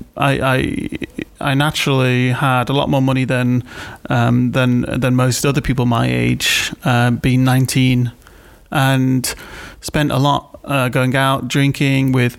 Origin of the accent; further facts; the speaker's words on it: Wirral, North West England, United Kingdom; now in Manchester, United Kingdom; I grew up in Wirral, 1986, to a single-parent household